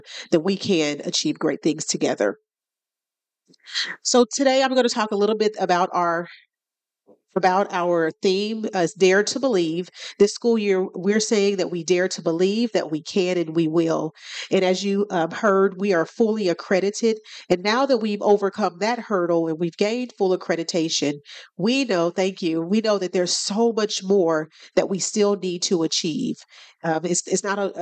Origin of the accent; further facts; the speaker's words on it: Kansas City, Kansas, United States; born and raised on the Kansas City, Kansas side